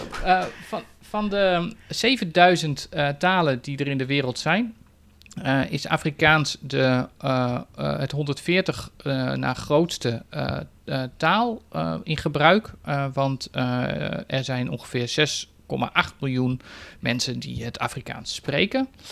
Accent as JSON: {"language": "Dutch", "country": "Netherlands", "said": "als Nederlander"}